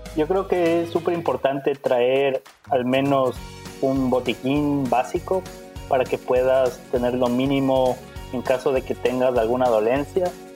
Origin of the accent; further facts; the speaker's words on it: Ecuador; moved away as an adult; now in Canada; Tenemos muy buen chocolate en Ecuador. Y bueno, básicamente eso es lo que más extraño de mi tierra